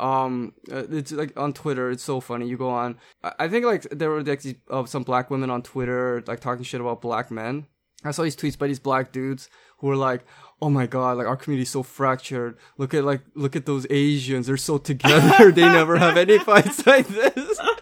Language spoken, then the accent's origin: English; Canada; when I was growing up in Canada